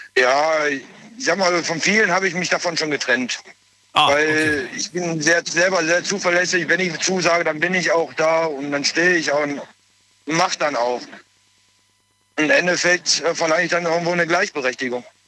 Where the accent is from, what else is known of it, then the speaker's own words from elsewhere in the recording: Essen, North Rhine-Westphalia, Germany; ich komme aus Essen.